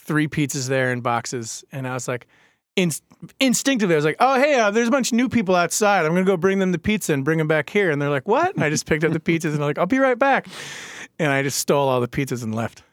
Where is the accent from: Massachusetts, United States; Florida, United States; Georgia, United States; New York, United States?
New York, United States; Babylon; now in Baltimore, United States; I grew up in Babylon, Long Island